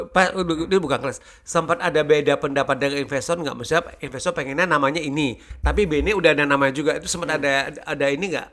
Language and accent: Indonesian; Pematang Siantar, North Sumatra, Indonesia; gue kan juga memang lahir dan besar di Pematang Siantar